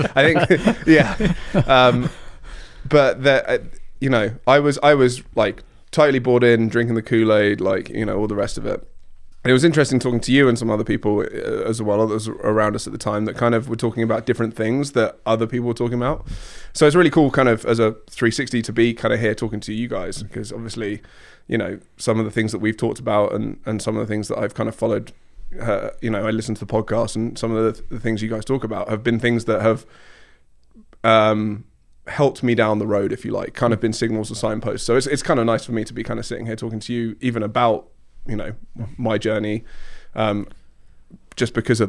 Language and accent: English; Surrey, British Columbia, Canada; where are you from? I'm like, here. I grew up in Surrey.